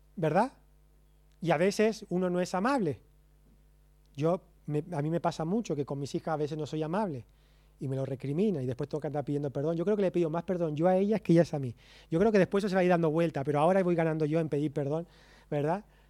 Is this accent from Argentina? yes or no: yes; Argentina; Como buen argentino